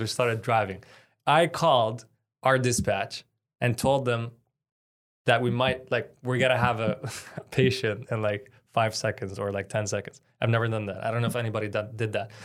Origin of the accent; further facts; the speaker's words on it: Canada; I'm Palestinian Canadian. My dad's Palestinian, mom is Canadian